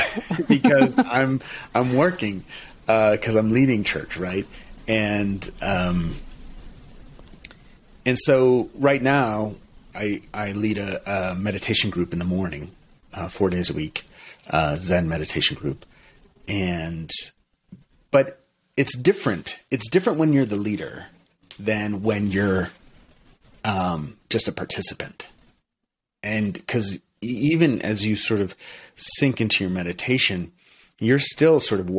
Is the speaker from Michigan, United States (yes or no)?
no; Portsmouth, New Hampshire, United States; moved away as an adult; also born or lived in Europe / Montreal; I was raised Unitarian Universalist in Portsmouth, New Hampshire